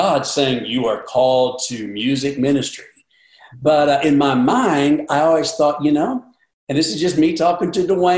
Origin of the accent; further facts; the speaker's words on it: Seymour, Indiana, United States; now in Nashville, United States; I grew up in Indiana, Southern Indiana, Seymour, Indiana